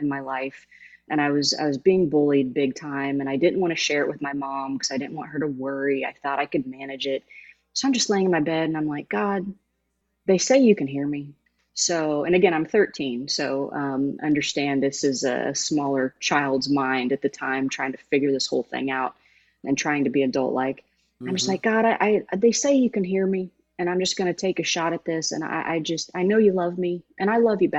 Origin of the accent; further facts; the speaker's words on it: Jamestown, Indiana, United States; I'm from Jamestown, Indiana